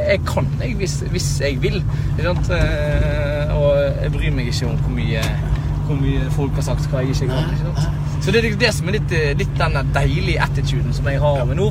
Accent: Bergen, Vestland, Norway; jeg er fra Bergen

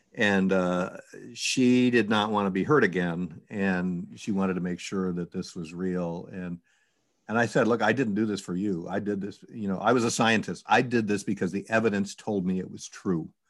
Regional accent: New York, United States; I was from New York.

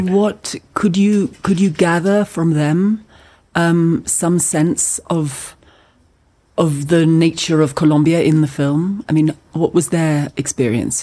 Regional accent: Scotland, United Kingdom; as a Scottish person. It's something that I feel in Scotland

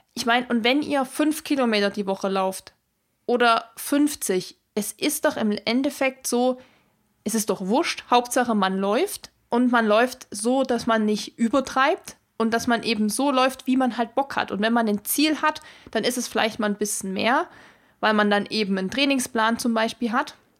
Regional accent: Erzgebirge, Saxony, Germany; bei mir in meiner Heimat, wo ich herkomme, im Erzgebirge

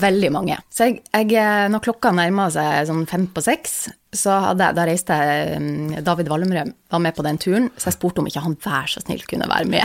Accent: Vesterålen, Nordland, Norway; jeg kommer fra Vesterålen, og det er liksom fem kommuner

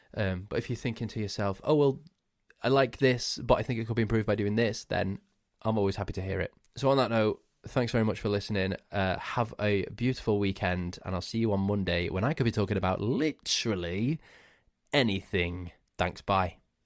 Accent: Crewe, North West England, United Kingdom; my hometown of Crewe

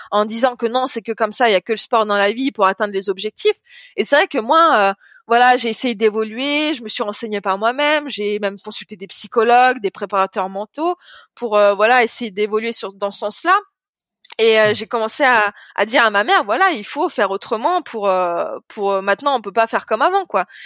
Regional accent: France; en plus, comme je suis française, le public il est à fond envers, euh, envers les Français

